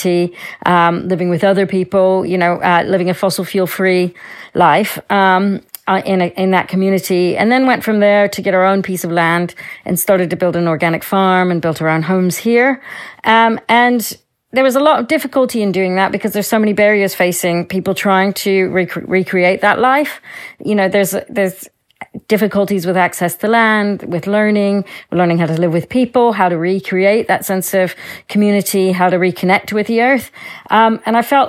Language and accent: English; Louisiana, United States; moved away; I grew up in Louisiana, in the United States, in a little rural town with my family.